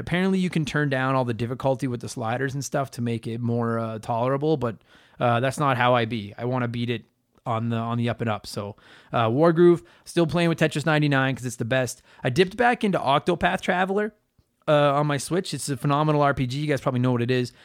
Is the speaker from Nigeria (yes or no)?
no; Canada